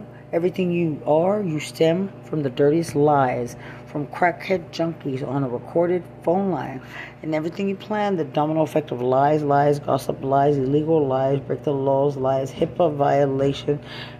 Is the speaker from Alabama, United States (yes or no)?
no; Lubbock, Texas, United States; and I'm from Lubbock, Texas.